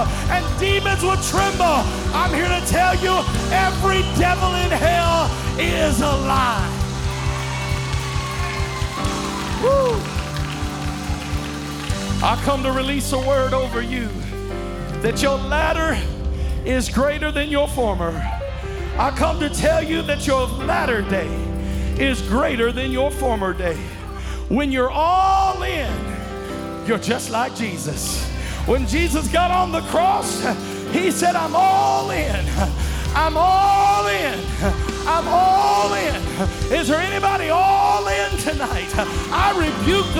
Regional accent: Kenmore, United States; I come from Kenmore. I come from a place that didn't have much money.

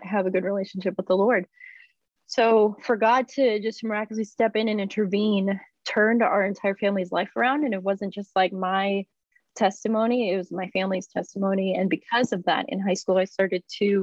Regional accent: Lynn, Massachusetts, United States; I grew up in Lynn, Massachusetts, after moving to the United States

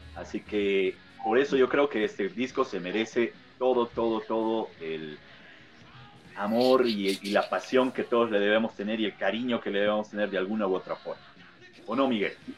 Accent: Bolivia; acá en mi país

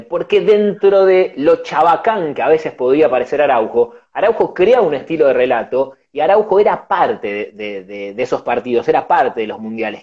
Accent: Argentina; somos argentinos

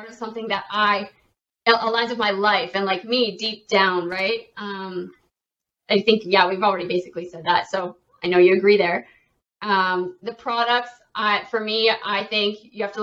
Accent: Canada; I am a Canadian

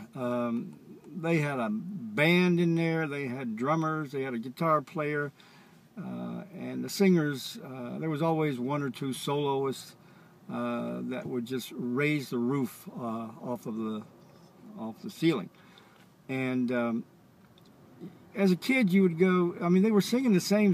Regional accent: Charlotte, North Carolina, United States; I was raised in the Deep South, Charlotte, North Carolina, many years ago

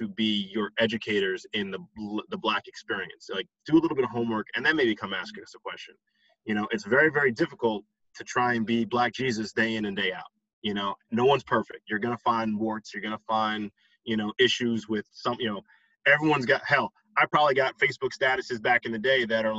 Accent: Westchester County, New York, United States; I grew up in Westchester County.

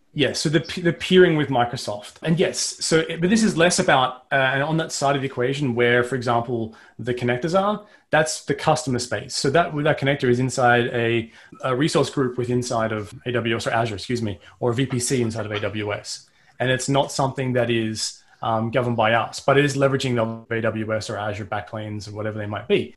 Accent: Australia; I'm Australian

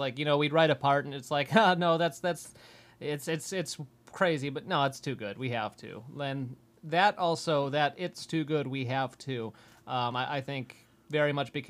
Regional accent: Buffalo, New York, United States; we're from Buffalo.

